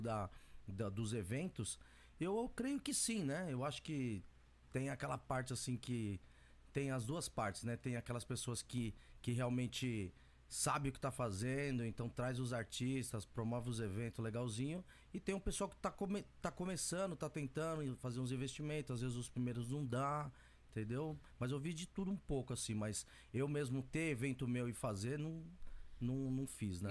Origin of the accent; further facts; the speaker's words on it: São Paulo, Brazil; moved away as an adult; also born or lived in Nagoya, Japan; now in Minokamo/Kani, Japan; Eu nasci eu nasci num bairro que chama Vila Santa Isabel